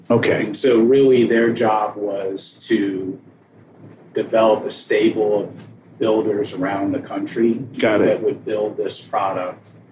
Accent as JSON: {"language": "English", "town": "Ann Arbor", "region": "Michigan", "country": "United States", "tie": "born or raised there", "also_born_or_lived": "Cincinnati", "said": "My dad was in grad school at the University of Cincinnati so I was born there. Lived there about five months, and then we moved to Ann Arbor."}